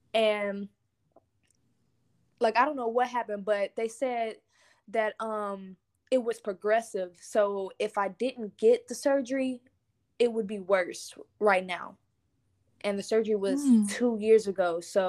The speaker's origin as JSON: {"language": "English", "town": "Lancaster", "region": "Texas", "country": "United States", "also_born_or_lived": "Houston / Beaumont / Dallas", "said": "I am from Lancaster, Texas, which is in Dallas, Texas. But I was not raised in Dallas. I've been raised in three different cities, which is Houston, Beaumont, and Dallas. I'm 17 years old"}